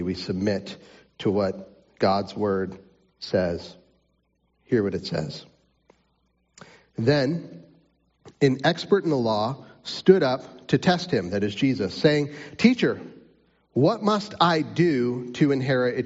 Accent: Pittsburgh, Pennsylvania, United States; moved away; I was born and raised in Pittsburgh, Pennsylvania

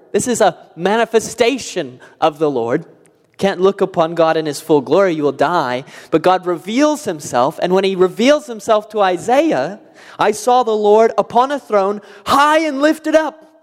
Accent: California, United States; now in Indiana, United States; I grew up in California

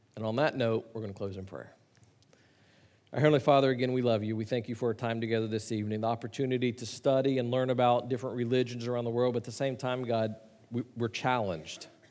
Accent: Chattanooga, Tennessee, United States; I grew up in Chattanooga, just south of where you were in Nashville

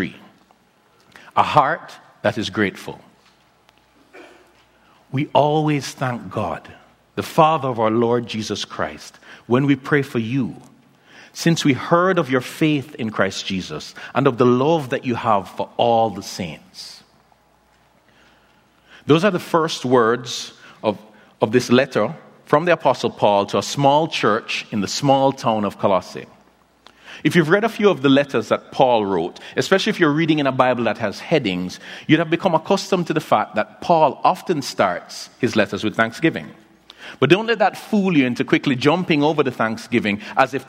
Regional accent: Kingston, Jamaica; also born or lived in Philadelphia; my hometown of Kingston, Jamaica

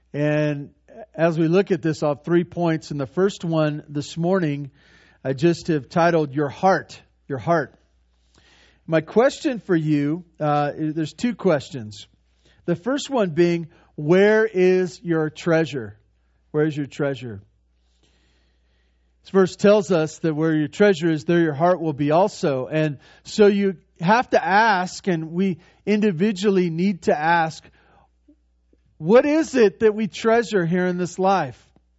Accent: Santa Barbara, California, United States; When I was growing up, I had one sister and mom and dad, and we grew up in over in Santa Barbara.

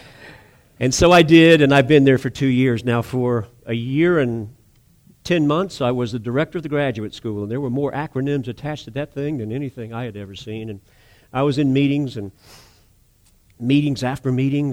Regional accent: North Charleston, South Carolina, United States; I was raised in North Area. Every one of the kids I was raised around were families that were Navy Yard workers, paper mill, West Vaco

